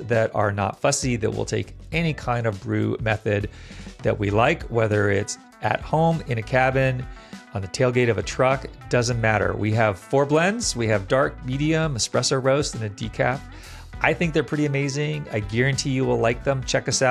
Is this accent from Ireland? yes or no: no; Virginia, United States; I grew up in Northern Virginia outside Washington, D.C., and the big ski shop was Ski Chalet